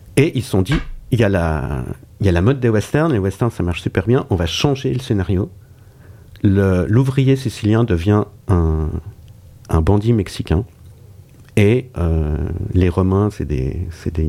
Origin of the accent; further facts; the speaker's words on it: Switzerland; je suis suisse